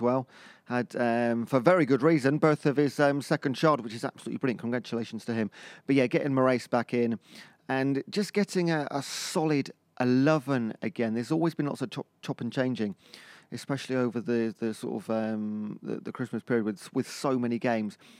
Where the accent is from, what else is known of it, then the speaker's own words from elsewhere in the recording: Cheltenham, South West England, United Kingdom; I'm from Cheltenham. That's the posh bit of Gloucestershire in that area.